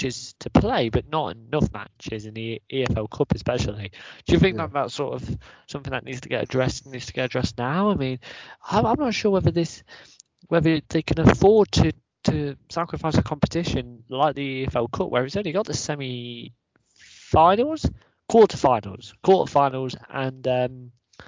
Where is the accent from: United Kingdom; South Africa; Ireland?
United Kingdom; Leicester, East Midlands; we are from Leicester